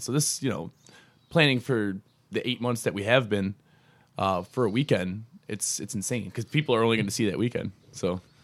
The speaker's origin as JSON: {"language": "English", "town": "Buffalo", "region": "New York", "country": "United States", "moved": "as an adult", "lives_now": "Rochester, United States", "said": "I'm, I'm originally from Buffalo. I moved out here with, uh, with John Carroll, uh, back in June of two thousand thirteen"}